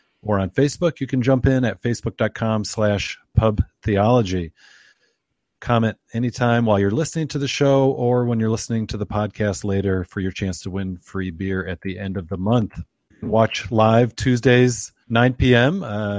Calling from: Michigan, United States; I am calling in from Michigan, enjoying some craft beer here

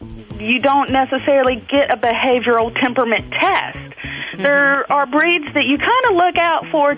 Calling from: North Carolina, United States; North Carolina.

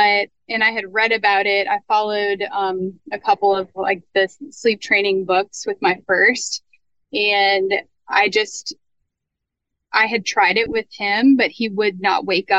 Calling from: New Orleans, Louisiana, United States; I am in New Orleans, Louisiana.

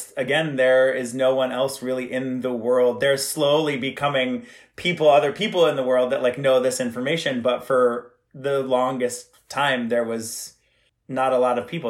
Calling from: Bushkill, Pennsylvania, United States; I am calling from Bushkill, Pennsylvania, in my lovely home that I moved out to during the pandemic.

